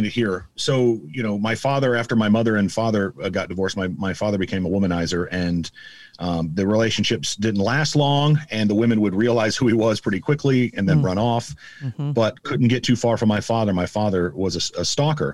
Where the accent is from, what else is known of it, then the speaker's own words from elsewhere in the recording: Omaha, Nebraska, United States; born and raised in Omaha, went to 11 public schools in 13 years and graduated from Benson High School